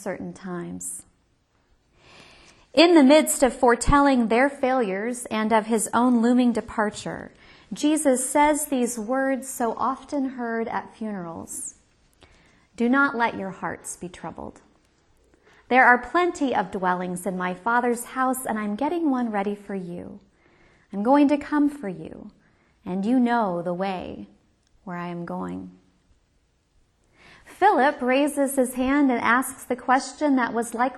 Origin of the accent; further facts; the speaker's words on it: Kansas, United States; I'm from Kansas, where the Wizard of Oz is our formative myth